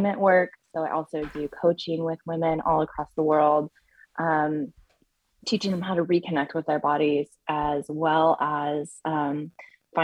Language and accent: English; Bay Area, California, United States; I grew up in the Bay Area